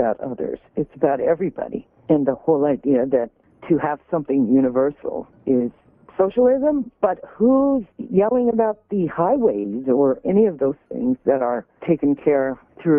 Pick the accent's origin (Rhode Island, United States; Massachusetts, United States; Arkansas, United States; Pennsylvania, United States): Arkansas, United States; Little Rock; my growing up in Little Rock, as well as throughout the South